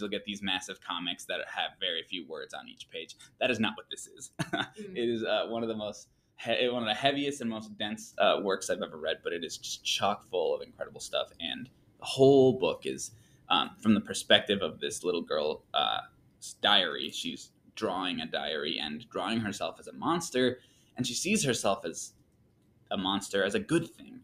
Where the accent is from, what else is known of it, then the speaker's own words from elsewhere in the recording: Michigan, United States; moved away as an adult; also born or lived in Mexico; now in Texas, United States; I moved from Michigan, which is where I spent pretty much my whole life